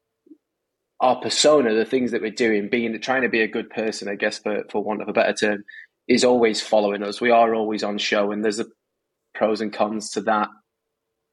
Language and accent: English; Manchester, North West England, United Kingdom; now in United States; I'm from Manchester, Northern England